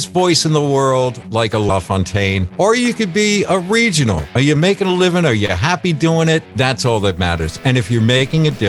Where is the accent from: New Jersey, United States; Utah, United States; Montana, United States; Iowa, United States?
New Jersey, United States; also born or lived in Houston, United States; Yo, actually, we're from New Jersey now.